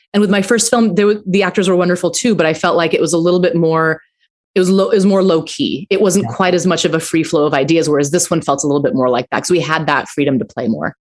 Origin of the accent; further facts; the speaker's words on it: Aurora, Colorado, United States; I grew up in Aurora, Colorado